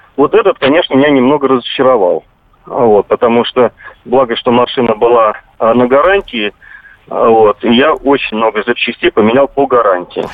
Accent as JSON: {"language": "Russian", "region": "Moscow", "country": "Russia", "said": "я сам из Москвы"}